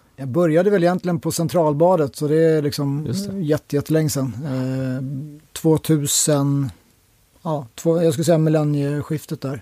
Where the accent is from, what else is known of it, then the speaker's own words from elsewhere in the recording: Täby, Stockholm County, Sweden; also born or lived in Solna; uppväxt i Täby, norr om Stockholm